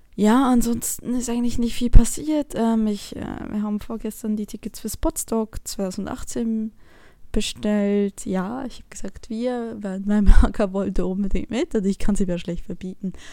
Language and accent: German; Switzerland; moved away; ich bin eine Schweizerin, die im Ausland lebt.